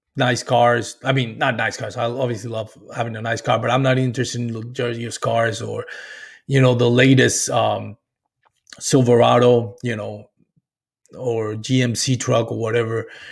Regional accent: Puerto Rico; moved away as an adult; I grew up and what I like to call in Puerto Rico, that cable T V generation

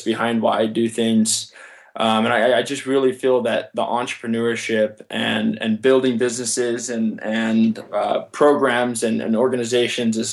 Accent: Summerlin, Nevada, United States; in my hometown, Summerlin

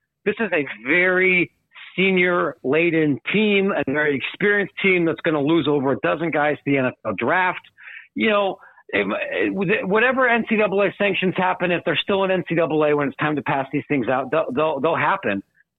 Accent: Columbus, Ohio, United States; and not just because I'm from Columbus.

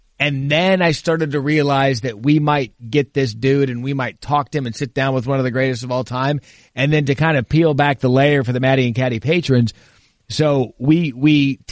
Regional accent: Scottsdale, Arizona, United States; growing up in Scottsdale

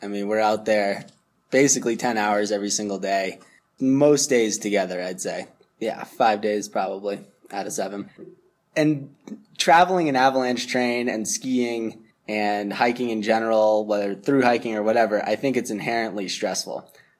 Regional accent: Massachusetts, United States; I grew up just outside of Boston and slowly moved further and further into the suburbs until I was in like elementary school.

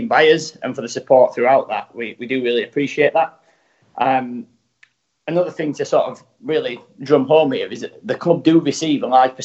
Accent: Rotherham, Yorkshire and the Humber, United Kingdom; moved away as an adult; also born or lived in Dubai / New York; I'm actually from Rotherham

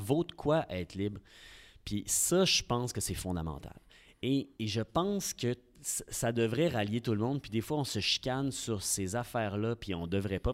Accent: Quebec City, Quebec, Canada; also born or lived in Lévis; je suis, un gars de Québec. J'ai grandi à Sainte-Foy, dans le quartier Sainte-Ursule. Et euh, j'ai toujours été à Québec

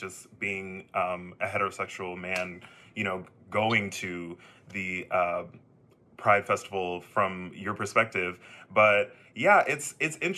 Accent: Texas, United States; Me being a Texan myself, I can definitely attest to growing up gay in Texas

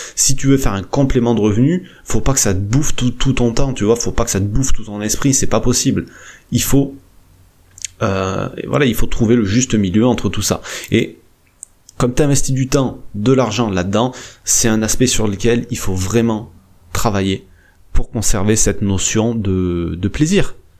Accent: France; chez nous en France

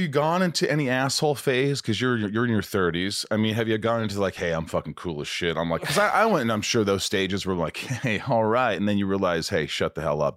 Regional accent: Indiana, United States; moved away as an adult; also born or lived in New York / Kentucky; I grew up in Indiana, I was born in New York

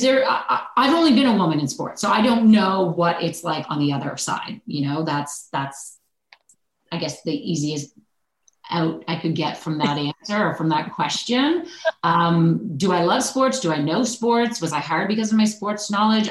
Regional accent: Oakville, Ontario, Canada; also born or lived in Ridgewood, New Jersey / Yuma, Arizona; now in Toronto, Canada; growing up in Oakville

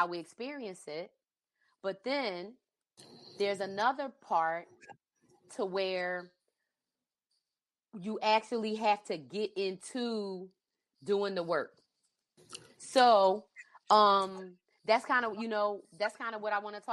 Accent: East Coast, United States; moved away; I grew up on the East Coast

